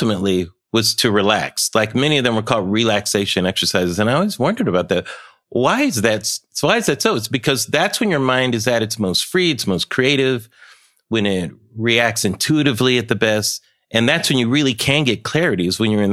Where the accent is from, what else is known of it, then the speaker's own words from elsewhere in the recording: Pomona, California, United States; I grew up in Pomona, California.